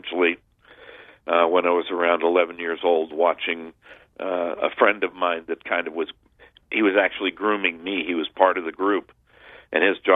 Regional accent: Southern California, United States; I grew up in Southern California during the 60s

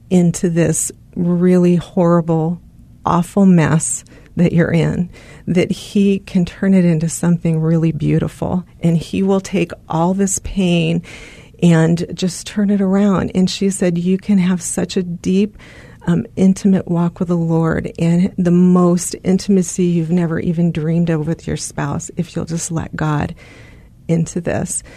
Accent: California, United States; moved away as an adult; also born or lived in Arizona; we're from California

